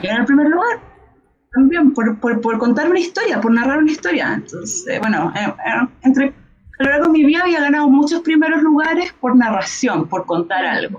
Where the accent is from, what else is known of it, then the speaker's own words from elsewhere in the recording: Chile; como el, chileno en general